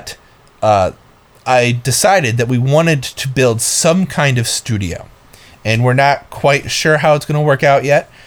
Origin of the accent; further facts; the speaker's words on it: Northeast Ohio, United States; moved away; We're from Northeast Ohio